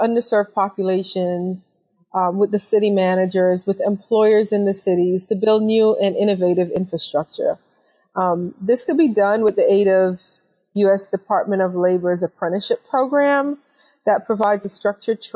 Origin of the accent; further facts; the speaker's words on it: New York City, New York, United States; I am originally from New York City